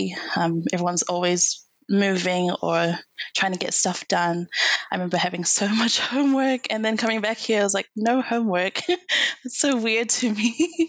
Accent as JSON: {"language": "English", "country": "China", "tie": "born or raised there", "said": "Samoan Chinese, but to reclaim this Chinese side is really important to me because actually, yeah, I grew up around China and I know more Chinese than Samoan."}